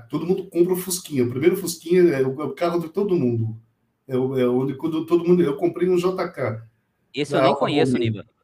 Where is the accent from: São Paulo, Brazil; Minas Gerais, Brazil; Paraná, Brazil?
São Paulo, Brazil; Monteiro Lobato; De onde você é? Falei, ah, sou do Monteiro Lobato.